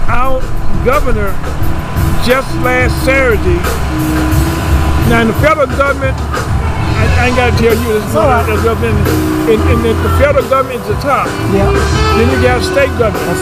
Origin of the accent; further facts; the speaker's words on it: Vicksburg, Mississippi, United States; now in Missouri, United States; I came from the South myself. Yes, sir. I came by way of Vicksburg, Mississippi